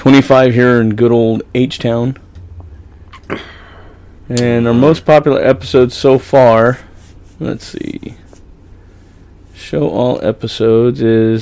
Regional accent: California, United States; accent: Okie; I was born and raised in California. My Oki's just, like, oozing its way out once in a while.

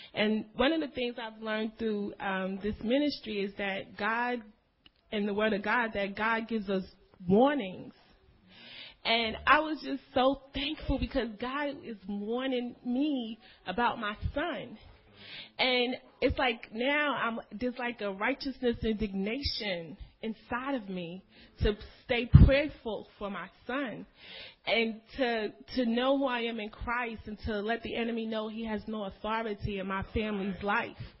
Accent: New York, United States; now in Irving, United States; I'm from New York

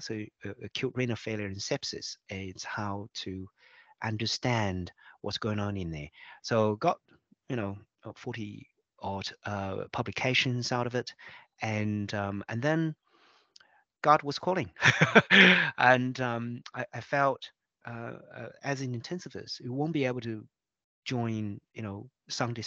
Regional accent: China; moved away as an adult; also born or lived in Beijing, China; now in Melbourne, Australia; I was born in China and I was an intensive care doctor back in China in Beijing for about 8 years

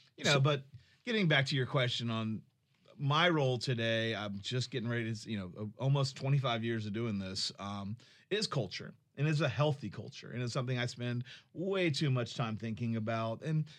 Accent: Jacksonville, Florida, United States; Yep. Born and raised.

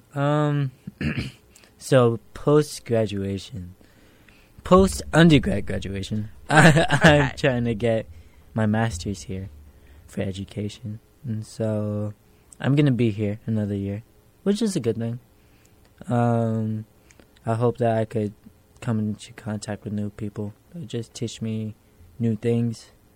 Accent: New York City, New York, United States; Specifically, I grew up in Hell's Kitchen

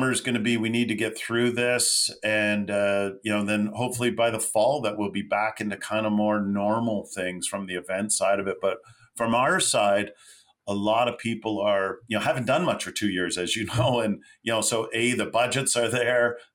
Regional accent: Mississauga, Ontario, Canada; also born or lived in Toronto (east side); Grew up in West Side Toronto, Mississauga, Port Credit

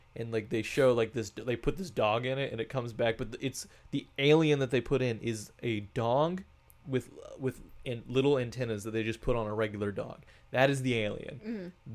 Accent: Bloomington, Indiana, United States; now in Cincinnati, United States; we we are from Bloomington, Indiana.

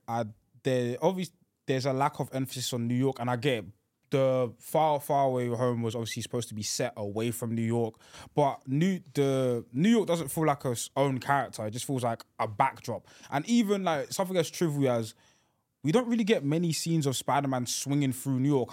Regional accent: United Kingdom; I'm a Brit

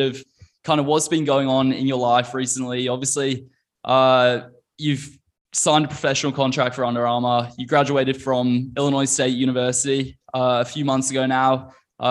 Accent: Queensland, Australia; moved away; in Australia where I grew up.

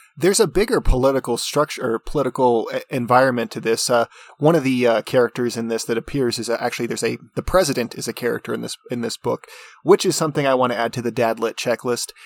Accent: United States; also born or lived in New Mexico; I'm an American

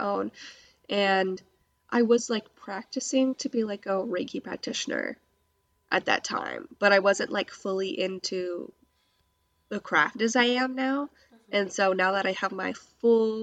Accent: Hawaii, United States; moved away; I was born in Hawaii in by the Pacific Ocean.

